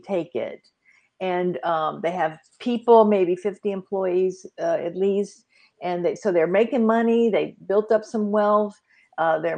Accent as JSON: {"language": "English", "town": "Vicksburg", "region": "Mississippi", "country": "United States", "tie": "born or raised there", "also_born_or_lived": "Phoenix, Arizona / Dallas, Texas", "moved": "yes", "said": "I'm calling in from Vicksburg, Mississippi. That's on the river"}